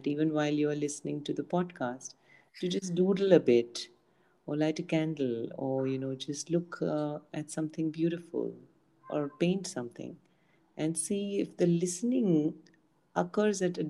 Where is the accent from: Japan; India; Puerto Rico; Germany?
India; Pune, Maharashtra; I'm from India, Pune